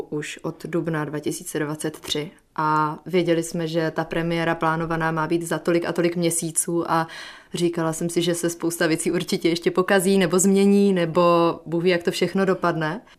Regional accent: Zlín, Zlín Region, Czechia; dob studií, kdy jsem ze Zlína dojížděla eh, na domu do Prahy, tak jsem říkala s oblibou, že jsem vlakové dítě

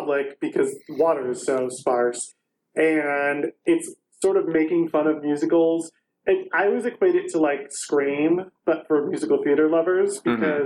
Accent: Sandusky, Ohio, United States; I'm from Sandusky

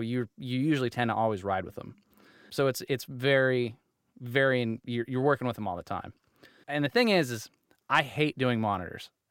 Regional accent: Utah, United States; I'm from Utah

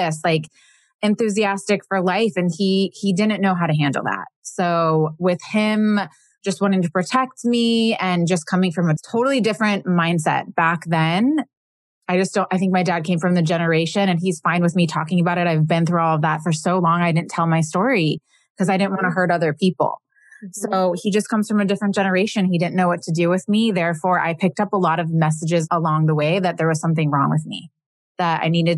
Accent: Midwest, United States; I grew up in the Midwest

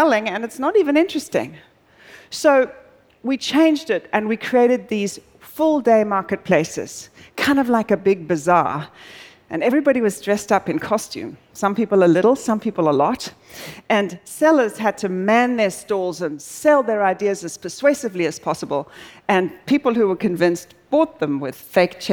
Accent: South Africa; moved away; I'm originally South African

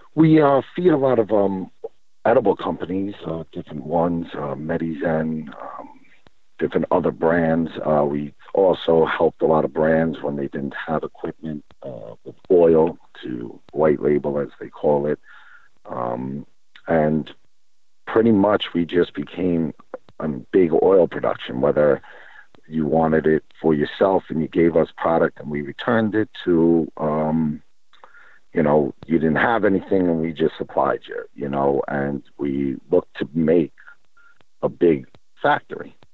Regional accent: New York, United States; moved away as an adult; now in California, United States; I'm from New York originally. Um, was born there.

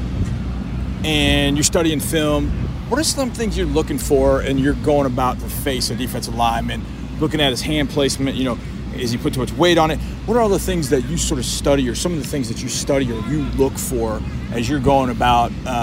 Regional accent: Marinette, Wisconsin, United States; I was born in Marinette

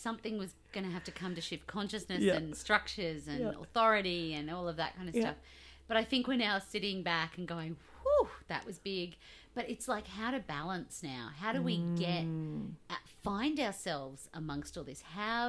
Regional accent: Australia; accent: Australian

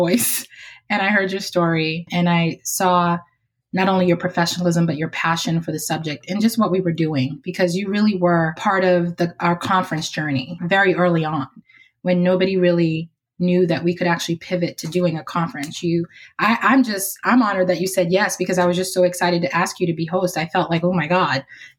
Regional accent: Boston, Massachusetts, United States; drove me to and from Head Start every day from where I lived in Roxbury, Massachusetts.

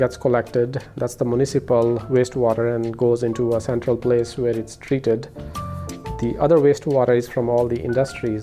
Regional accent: India; now in United States; I was born and brought up in India

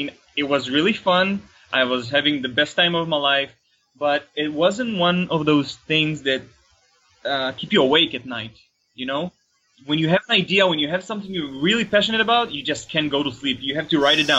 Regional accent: Tel Aviv, Tel Aviv District, Israel; I'm from Israel, Tel Aviv

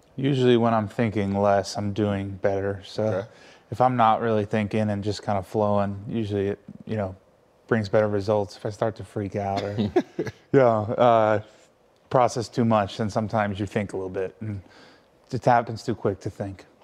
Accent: United States; moved away as an adult; about an hour and a half from where I grew up

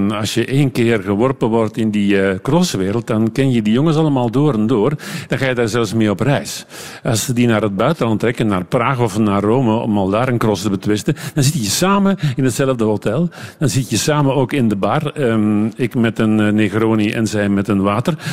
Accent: Flemish Brabant, Belgium; Ik ging veel liever naar de dorpscafé bij ons in Leuvenjoel, in het Leuvense.

